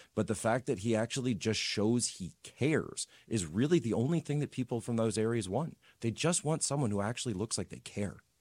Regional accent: Wawa, Pennsylvania, United States; I'm from Wawa, Pennsylvania

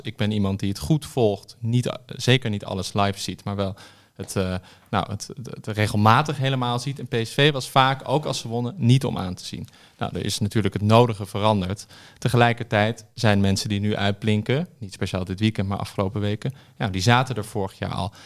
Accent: Amsterdam, North Holland, Netherlands; ik ben opgegroeid in Amsterdam

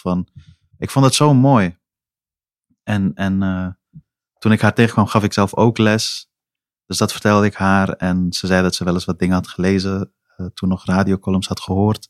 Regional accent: Amsterdam, North Holland, Netherlands; also born or lived in Helmond; als mensen me nu vragen waar ik vandaan kom, antwoord ik beslist Amsterdam Noord

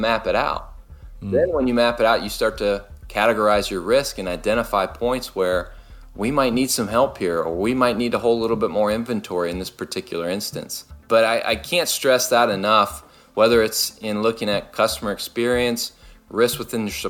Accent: Louisville, Kentucky, United States; moved away; I grew up in Louisville, Kentucky, and that's where they still are

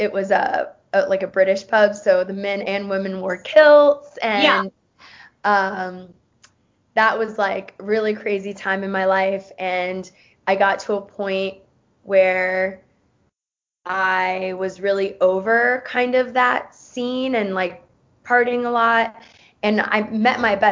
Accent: Tampa, Florida, United States; also born or lived in Nicaragua; I am originally from Tampa, Florida

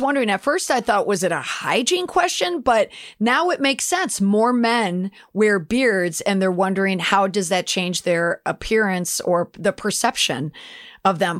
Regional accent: Minneapolis, Minnesota, United States; I am from the Twin Cities

